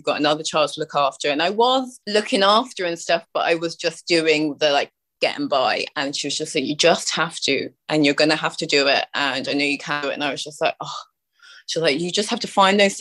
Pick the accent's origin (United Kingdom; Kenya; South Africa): United Kingdom; now in Ireland; because I'm from the UK, obviously, by my accent